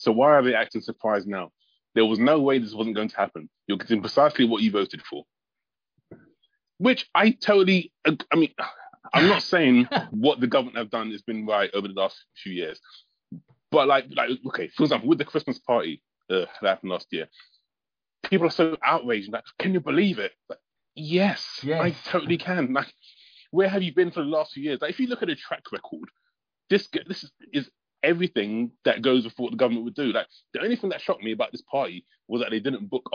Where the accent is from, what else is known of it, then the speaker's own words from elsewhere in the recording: London, United Kingdom; I'm from London